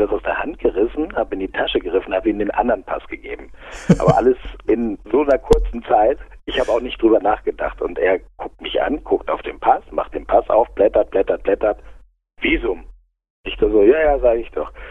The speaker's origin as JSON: {"language": "German", "town": "Aurich", "region": "Lower Saxony", "country": "Germany", "tie": "born there", "lives_now": "Munich, Germany", "said": "Also ich lebe in München, ja"}